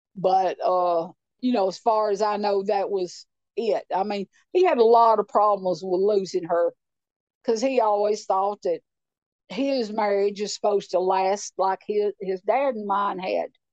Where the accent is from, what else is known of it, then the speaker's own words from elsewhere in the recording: Clay County, Tennessee, United States; moved away as an adult; also born or lived in Nashville, Tennessee; I grew up in Clay County, uh, but uh, it's a not beautiful rural place, beautiful lakes